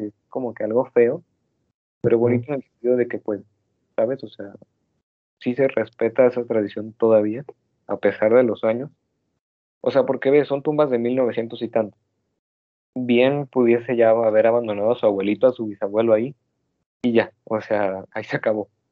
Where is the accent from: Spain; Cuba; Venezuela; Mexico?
Mexico